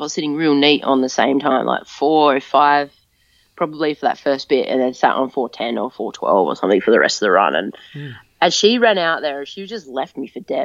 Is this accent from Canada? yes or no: no; Adelaide, South Australia, Australia; moved away as an adult; also born or lived in Brisbane; it's my hometown